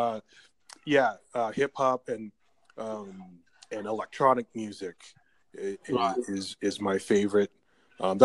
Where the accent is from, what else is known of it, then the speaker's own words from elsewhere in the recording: Canada; I'm from Canada. I'm living in Canada